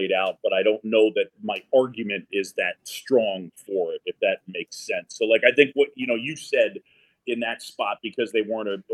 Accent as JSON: {"language": "English", "town": "New York City", "region": "New York", "country": "United States", "tie": "born or raised there", "said": "I grew up in New York City on Roosevelt Island."}